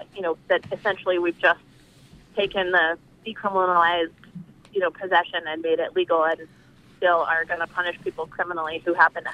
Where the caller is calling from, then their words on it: Swanville, Maine, United States; calling from Swanville